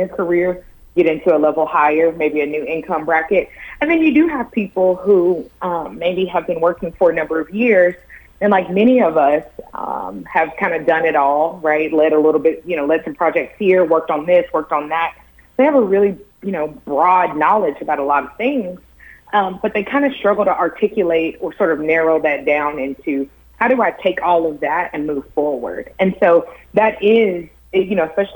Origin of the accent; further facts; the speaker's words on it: Tennessee, United States; I'm from Tennessee, went to the University of Tennessee